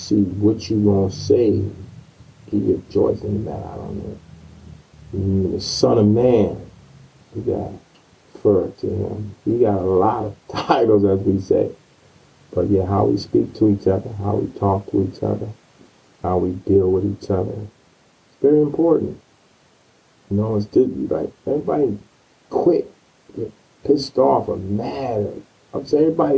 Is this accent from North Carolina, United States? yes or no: yes; North Carolina, United States; moved away; my hometown, North Carolina